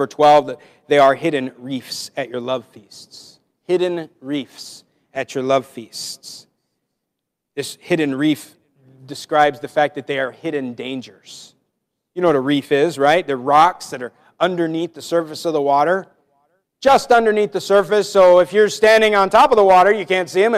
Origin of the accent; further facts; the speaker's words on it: Washington, United States; moved away; I'm from Washington State